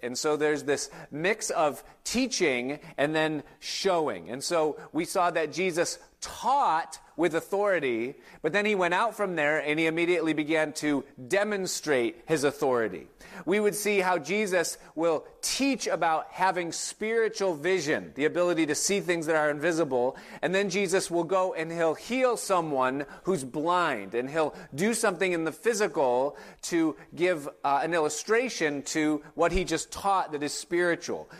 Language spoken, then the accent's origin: English; Hilton, New York, United States; now in Hudson Valley, United States; I grew up in Hilton, New York, which is a suburb of Rochester